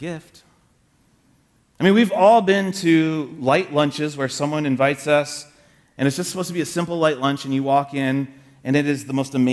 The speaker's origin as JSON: {"language": "English", "region": "Michigan", "country": "United States", "said": "I was from Michigan"}